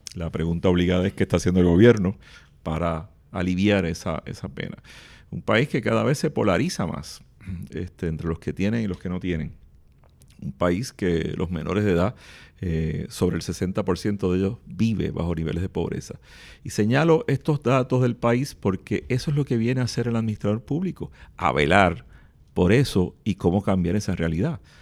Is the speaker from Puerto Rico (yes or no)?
yes; Puerto Rico; somos los mismos puertorriqueños y puertorriqueñas